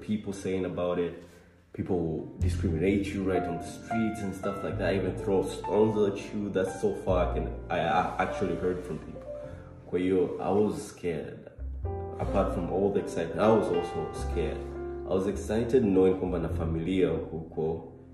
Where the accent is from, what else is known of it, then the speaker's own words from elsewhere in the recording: Tanzania; moved away as an adult; now in India; I'm also a Tanzanian